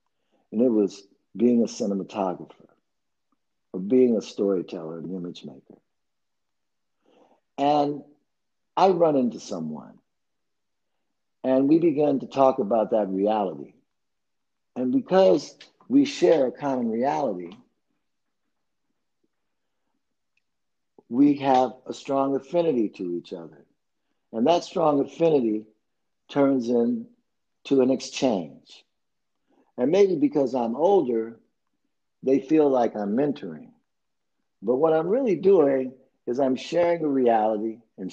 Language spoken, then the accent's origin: English; Chicago, Illinois, United States; moved away as an adult; also born or lived in Nashville, Tennessee; growing up in Chicago during that time